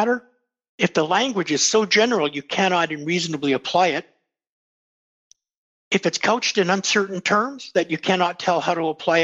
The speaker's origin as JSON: {"language": "English", "town": "Winnipeg", "region": "Manitoba", "country": "Canada", "tie": "born or raised there", "said": "When I grew up in Winnipeg, people kept their doors open, their cars open"}